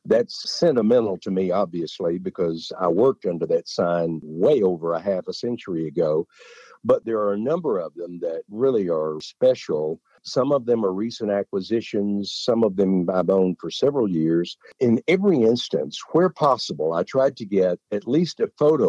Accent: Hugo, Oklahoma, United States; that was our local downtown theater in Hugo, Oklahoma.

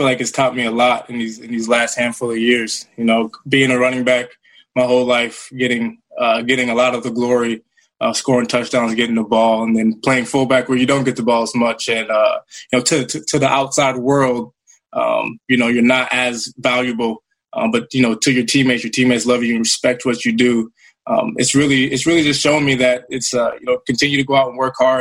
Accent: Minnesota, United States; to be in my home state and be close to family

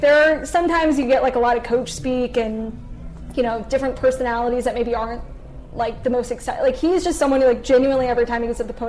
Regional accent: St. Louis, Missouri, United States; moved away as an adult; also born or lived in Columbia, Missouri; now in Kansas City, United States; growing up in St. Louis, we used to live next door to Dexter McCleon

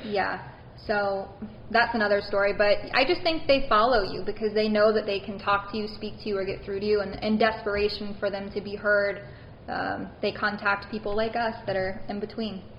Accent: Baton Rouge, Louisiana, United States; Originally, yes, I'm from Baton Rouge, Louisiana.

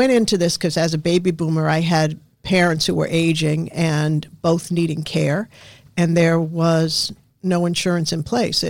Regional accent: New York City, New York, United States; moved away; also born or lived in Yonkers, New York / Massachusetts; growing up in the Bronx and then Yonkers, as you're heading back to Massachusetts where we lived

